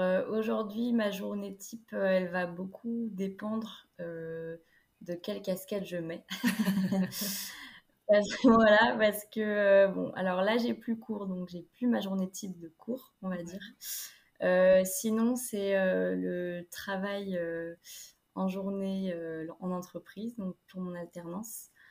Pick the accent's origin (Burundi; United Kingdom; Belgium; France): France; Niort, Nouvelle-Aquitaine; now in La Rochelle, France; Mais je viens de Niort dans les Deux-Sèvres